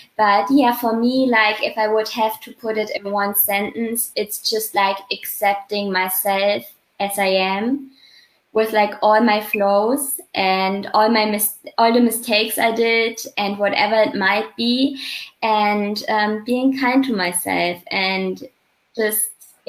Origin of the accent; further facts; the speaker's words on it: Germany; English is a second language; So I grew up in like a small city.